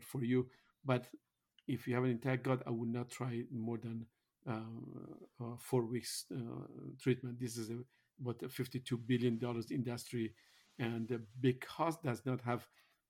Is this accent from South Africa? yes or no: no; Iran; moved away; I am originally from Iran